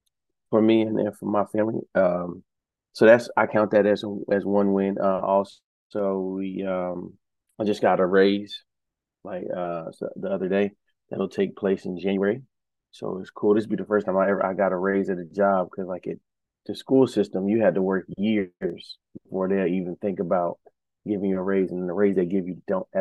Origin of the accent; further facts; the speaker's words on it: New York, United States; moved away; I'm from New York